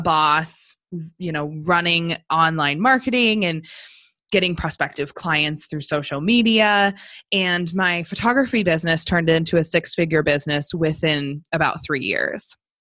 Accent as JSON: {"language": "English", "town": "Missoula", "region": "Montana", "country": "United States", "tie": "born or raised there", "also_born_or_lived": "Seattle area, Washington", "said": "i went to law school in my hometown of missoula montana"}